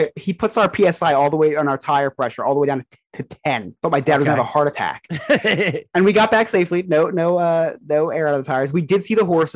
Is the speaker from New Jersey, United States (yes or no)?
yes; New Jersey, United States; I was from New Jersey